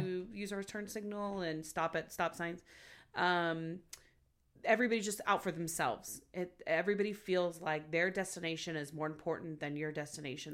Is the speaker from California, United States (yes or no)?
yes; Los Angeles, California, United States; I'm from Los Angeles